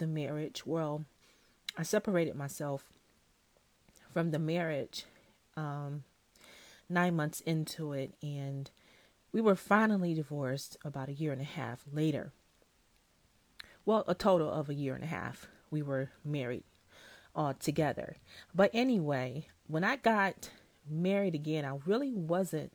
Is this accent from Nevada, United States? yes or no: no; Detroit, Michigan, United States; I grew up in Detroit, but I moved out to the suburbs when I was in fifth grade.